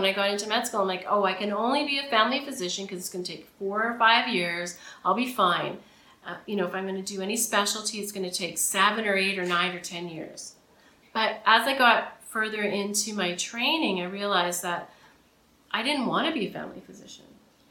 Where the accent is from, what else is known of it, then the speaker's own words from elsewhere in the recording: Camrose, Alberta, Canada; now in Toronto, Canada; Camrose, Alberta.